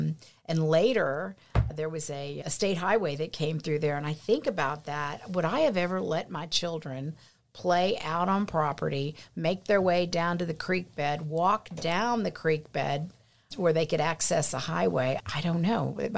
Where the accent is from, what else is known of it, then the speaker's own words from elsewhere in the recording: Pleasanton, Texas, United States; I grew up in Pleasanton, Texas. We lived probably about, I don't know, 9-10 miles out of town, probably 8 or 9 miles out of town, lived on some property, always had animals, cattle, dogs, horses.